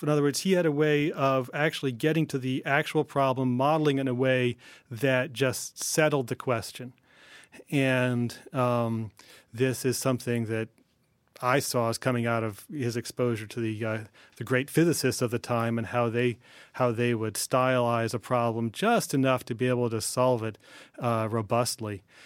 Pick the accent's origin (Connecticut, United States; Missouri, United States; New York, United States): Connecticut, United States; New Haven; I grew up in New Haven